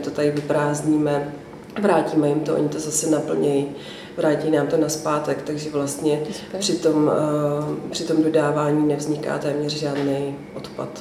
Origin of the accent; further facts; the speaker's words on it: Ústí nad Labem, Ústí nad Labem Region, Czechia; moved away as an adult; also born or lived in Prague; protože jsme obě dvě z Ústí původem